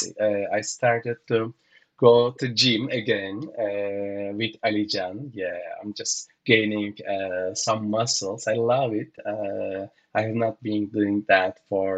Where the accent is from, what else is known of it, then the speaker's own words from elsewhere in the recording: Turkey; now in Sao Paulo, Brazil; I'm originally from Turkey